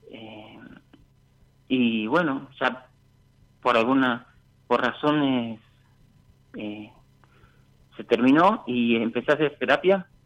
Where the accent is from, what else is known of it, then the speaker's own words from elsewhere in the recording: San Miguel de Tucumán, Tucumán, Argentina; De Tucumán Capital.